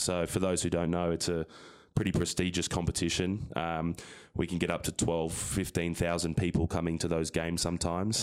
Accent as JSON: {"language": "English", "town": "Sydney", "region": "New South Wales", "country": "Australia", "moved": "as an adult", "lives_now": "United States", "said": "I'm from Sydney, Australia, um, a town called Lane Cove, which is not, not far from downtown Sydney"}